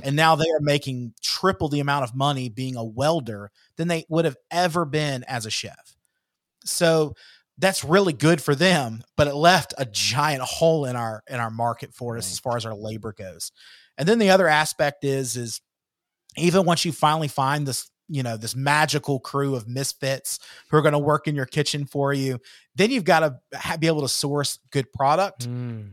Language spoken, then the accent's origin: English; Georgia, United States; moved away; my hometown back in georgia